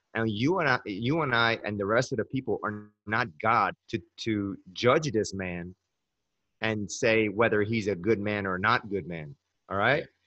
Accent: Iran; moved away; And I'm from the Middle East. I'm from Iran.

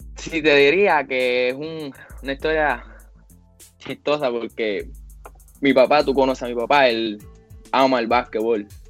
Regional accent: Puerto Rico; moved away; los puertorriqueños jugamos con el corazón

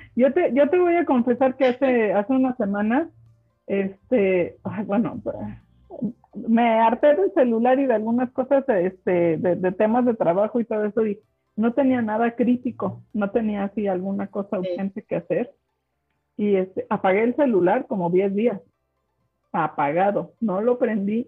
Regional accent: Mexico; first language German; Spanish is a second language; Como mexicano

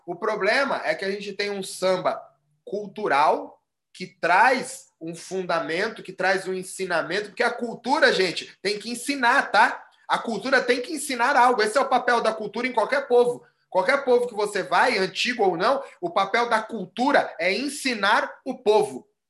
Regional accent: São Paulo, Brazil; aqui em São Paulo

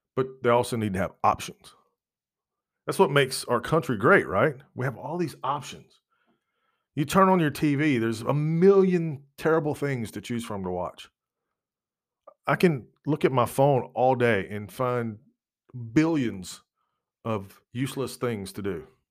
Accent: United States; as an American, as a citizen of what is supposed to be a free country

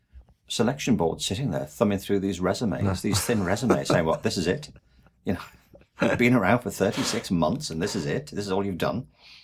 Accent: England, United Kingdom; I mean, I'm from England. And there, the obsession is with Oxford and Cambridge.

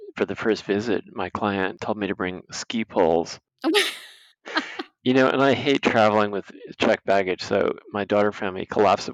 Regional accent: New York City, New York, United States; I grew up here.

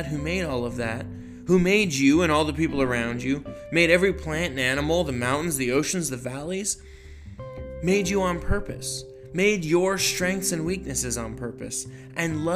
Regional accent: Los Angeles, California, United States; moved away as an adult; now in Nebraska, United States; where I grew up in Los Angeles

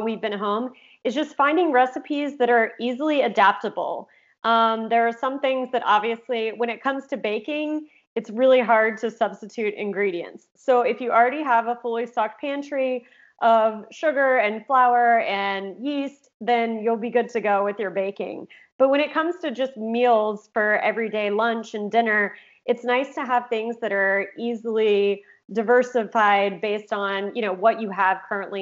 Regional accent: Oklahoma, United States; moved away as an adult; also born or lived in California; I grew up in Oklahoma, but moved to California when I was 18 to go to college

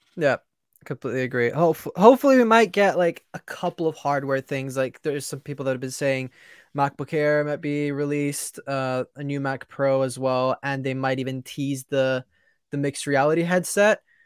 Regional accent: England, United Kingdom; I'm English.

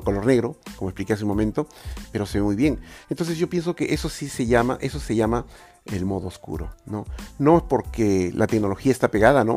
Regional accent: Lima, Peru; soy de Lima.

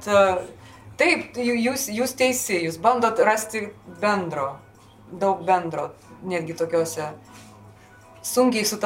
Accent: Lithuania; Galbūt mes lietuviai kažkur tai truputėlį pamiršom, kad mes Dionizai irgi esam.

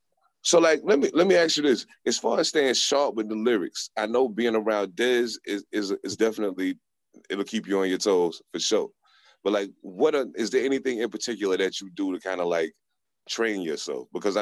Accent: East Coast, United States; I'm from the East Coast. I grew up on 90s hip hop

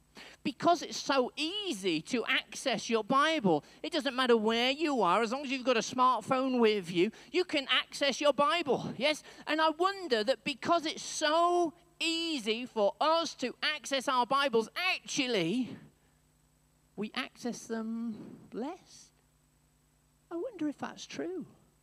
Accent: Wales, United Kingdom; When I was growing up, in my secondary school education, I grew up in North Wales, yes?

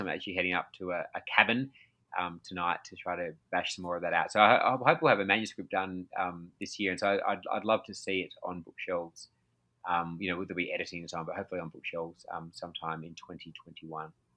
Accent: Australia; I'm from Australia

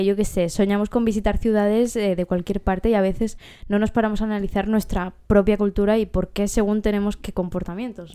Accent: Catalonia, Spain; somos catalanes

